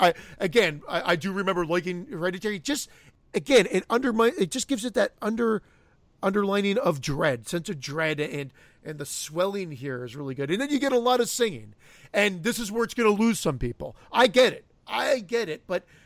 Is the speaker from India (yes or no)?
no; Canada; I'm Canadian